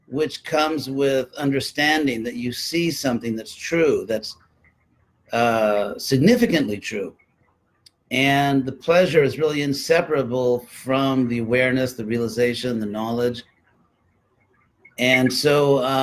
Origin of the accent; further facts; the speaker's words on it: California, United States; also born or lived in Berkeley; I'm from California